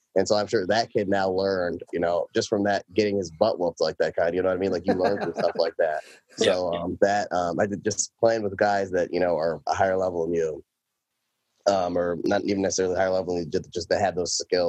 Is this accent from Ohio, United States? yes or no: yes; Cleveland, Ohio, United States; I just played kind of double A, you know, around my hometown, Cleveland Suburban Hockey League, whatever, mm-hmm. For a small stint with the Ohio 98 Selects